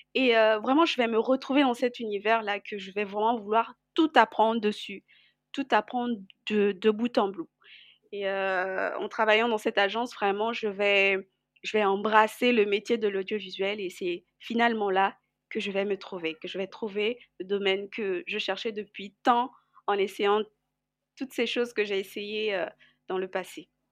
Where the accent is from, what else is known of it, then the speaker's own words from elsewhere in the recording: Brazzaville, Republic of the Congo; also born or lived in Kinshasa / Pointe-Noire; Je suis née à Kinshasa et ensuite euh, j'ai grandi à Brazzaville